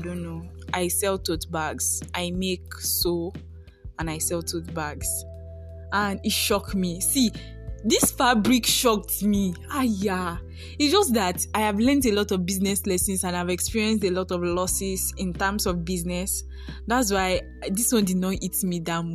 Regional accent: Nigeria; also born or lived in Ondo, Nigeria; I am a Nigerian based in Nigeria.

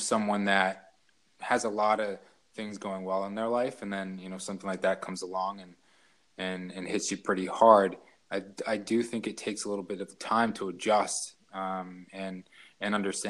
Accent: Connecticut, United States; also born or lived in Philadelphia, Pennsylvania; when I was 5, we moved, to Connecticut, where my mother is from

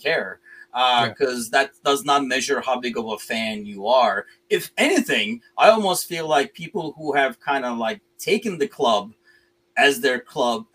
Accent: Turkey; moved away; I'm originally from Turkey

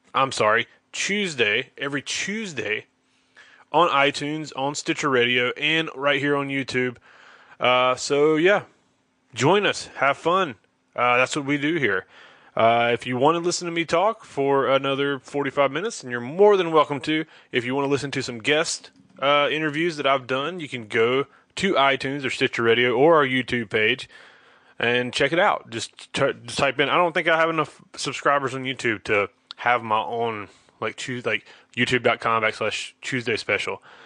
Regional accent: Charlotte, North Carolina, United States; I'm from Charlotte

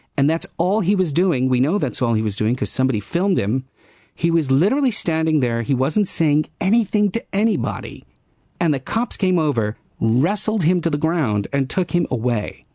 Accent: United States; now in Netherlands; I am an American

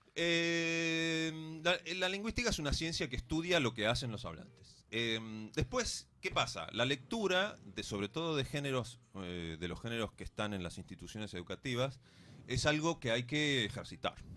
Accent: Bariloche, Río Negro, Argentina; yo soy de Bariloche

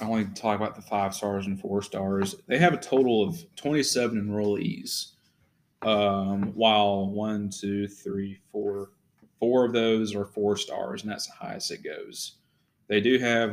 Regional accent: Franklin, Tennessee, United States; where I grew up in Franklin, Tennessee

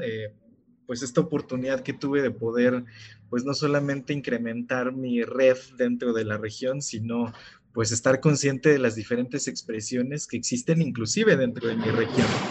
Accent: Oaxaca, Mexico; yo soy de Oaxaca

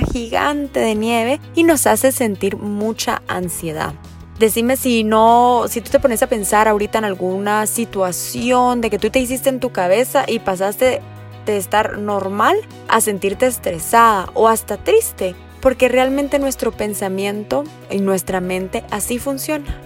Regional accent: Guatemala; soy psicóloga clínica de Guatemala

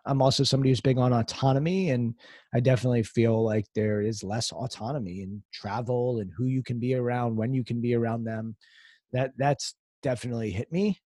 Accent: United States; I was raised outside Washington, D C

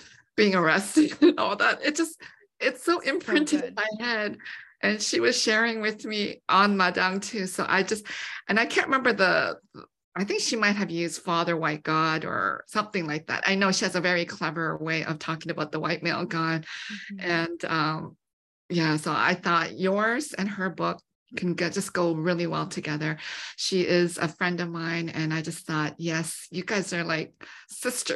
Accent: Canada; I grew up in Canada

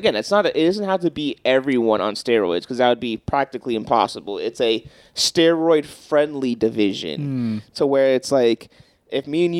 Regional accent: United States

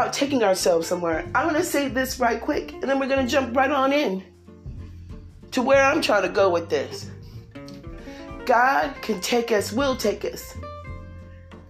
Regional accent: California, United States; accent: California; I'm from California

